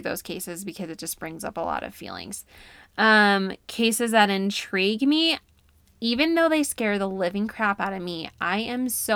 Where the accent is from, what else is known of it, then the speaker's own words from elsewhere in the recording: New York, United States; moved away as an adult; now in Utah, United States; I claim New York as where I'm from because that's where I went to school and was raised